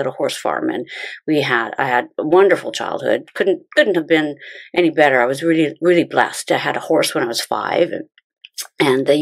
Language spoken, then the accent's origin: English; Chilliwack, British Columbia, Canada; also born or lived in Burnaby, Canada; I was born and raised in Chilliwack. I did live in Vancouver for 10 years, actually, in Burnaby